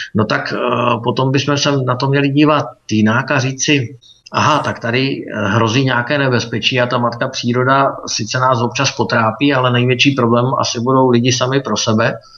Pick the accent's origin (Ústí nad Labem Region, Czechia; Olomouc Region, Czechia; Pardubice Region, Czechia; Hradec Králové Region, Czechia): Pardubice Region, Czechia; also born or lived in Beijing, China; já jsem z Pardubického kraje